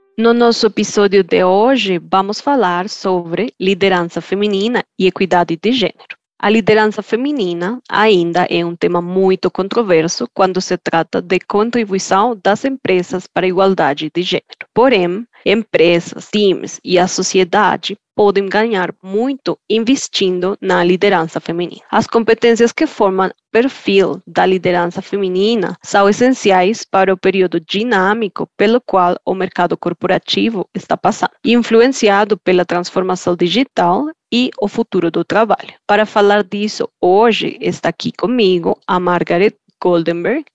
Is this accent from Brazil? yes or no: no; Colombia; Portuguese is a second language; moved away